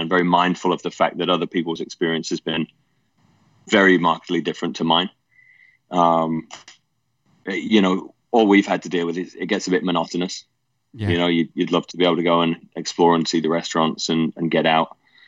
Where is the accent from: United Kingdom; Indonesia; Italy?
United Kingdom; England; mum and dad separated when I was quite young, probably about 5. Dad moved over to the States when I was 9. And so mum and my stepdad raised me.